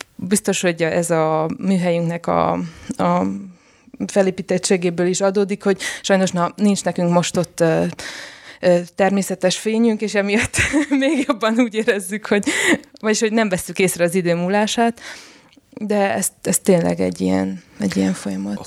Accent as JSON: {"language": "Hungarian", "town": "Sfântu Gheorghe", "region": "Covasna County", "country": "Romania", "moved": "as an adult", "lives_now": "Oradea, Romania", "said": "én Sepsiszentgyörgyi származású vagyok, és egyetem miatt jöttem Nagyváradra"}